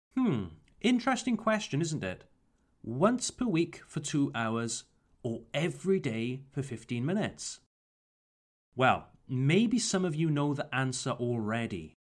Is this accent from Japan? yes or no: no; Wales, United Kingdom; my home country, Wales